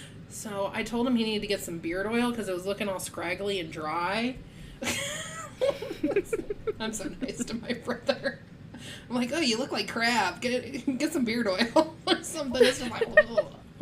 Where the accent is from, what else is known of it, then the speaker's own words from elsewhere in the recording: Nebraska, United States; my hometown, state of Nebraska.